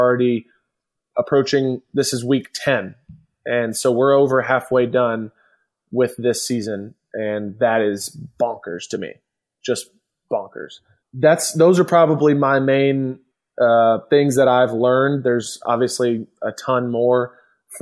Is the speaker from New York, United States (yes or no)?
no; Atlanta, Georgia, United States; You and I grew up in Atlanta